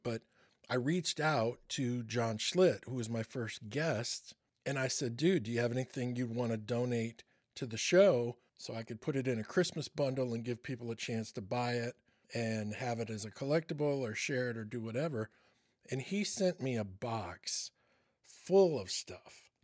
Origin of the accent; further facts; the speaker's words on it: Michigan, United States; growing up in Michigan